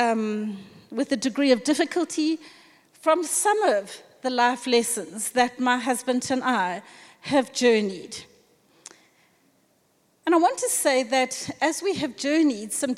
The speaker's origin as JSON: {"language": "English", "country": "South Africa", "said": "as a South African nation"}